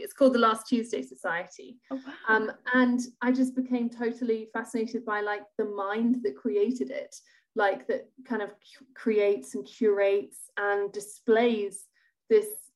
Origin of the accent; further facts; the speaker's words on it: Edinburgh, Scotland, United Kingdom; I grew up in Edinburgh